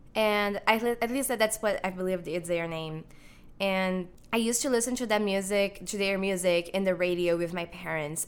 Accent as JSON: {"language": "English", "country": "Brazil", "tie": "born or raised there", "moved": "as an adult", "lives_now": "Chicago, United States", "said": "I'm actually Brazilian. I have lived in Brazil. I was born in Brazil, and I'm here in the United States for college currently."}